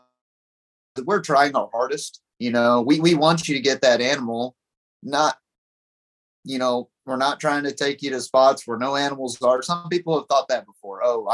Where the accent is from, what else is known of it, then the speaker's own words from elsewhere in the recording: Pipe Creek, Texas, United States; I grew up in Pipe Creek right by Bandera, and I'd always seen them as a kid.